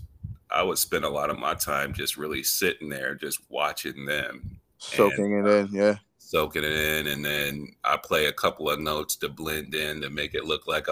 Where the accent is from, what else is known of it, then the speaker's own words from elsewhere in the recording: Phoenix, Arizona, United States; I'm from Phoenix.